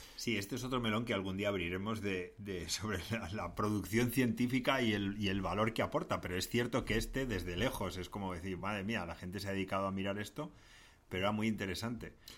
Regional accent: Madrid, Community of Madrid, Spain; accent: Madrid accent; tenemos acento de Madrid

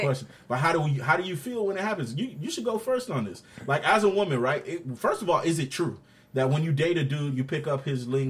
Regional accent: New York City, New York, United States; accent: New York; now in Florida, United States; I spent 12 to 13 of my years in Brooklyn. And I spent 10 plus down here in Florida.

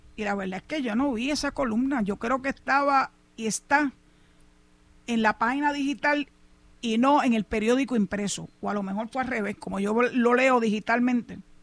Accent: Puerto Rico; first language Spanish; Yo defiendo a Puerto Rico con capa y espada, porque esta es mi patria, esta es mi tierra, aquí nací y aquí quiero morir.

